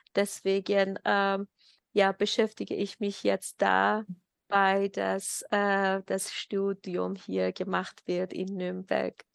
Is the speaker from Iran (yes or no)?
yes; Ilam Province, Iran; German is a second language; moved away as an adult; now in Germany; wir äh, haben damals äh, in unserem Staat, Heimatstaat Ilam gewohnt. Das ist äh, am Westen von Iran